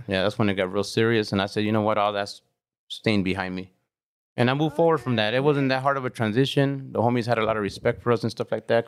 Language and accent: English; Carson, California, United States; I grew up on Ravina Street.